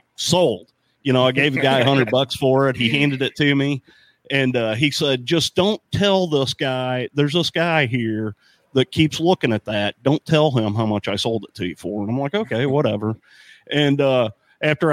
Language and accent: English; St. Louis, Missouri, United States; also born or lived in Arnold, Missouri; I grew up in St. Louis. I grew up in South St. Louis